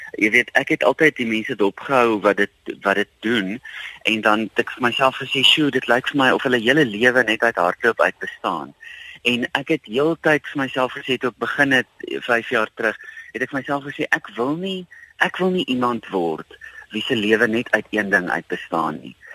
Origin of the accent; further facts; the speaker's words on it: South Africa; as Suid-Afrikaners